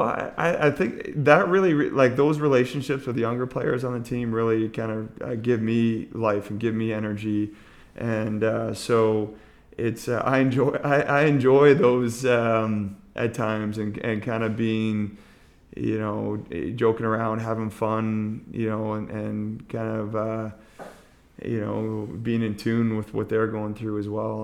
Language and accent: English; Montreal, Quebec, Canada; moved away; also born or lived in Ontario; I'm originally from Montreal